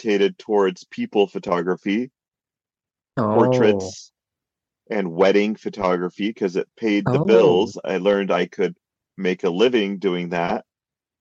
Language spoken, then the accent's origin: English; California, United States; moved away as an adult; now in Utah, United States; I grew up in California and went to school in Utah and stuck around here